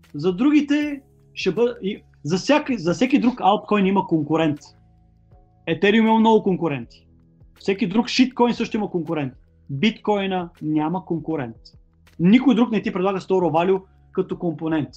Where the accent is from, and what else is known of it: Bulgaria